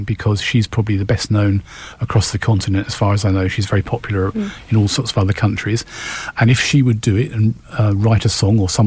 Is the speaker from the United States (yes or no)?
no; United Kingdom; we're British